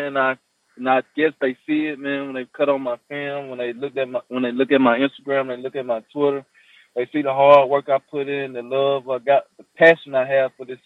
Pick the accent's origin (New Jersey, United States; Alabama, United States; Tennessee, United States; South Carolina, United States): Alabama, United States; Tuscaloosa; also born or lived in Huntsville, Alabama; Yeah, that's my hometown. I grew up in Tuscaloosa, and I moved to Huntsville because I was on scholarship to play ball in Huntsville, Alabama A&M, but I'm from Tuscaloosa